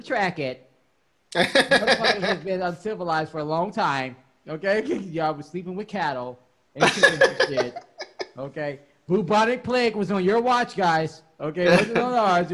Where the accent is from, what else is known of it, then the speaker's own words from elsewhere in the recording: Chicago, Illinois, United States; I'm from Chicago